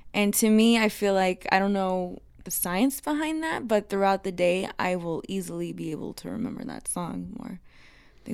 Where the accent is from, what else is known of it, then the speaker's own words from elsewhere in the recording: Texas, United States; the national anthem girl growing up in Texas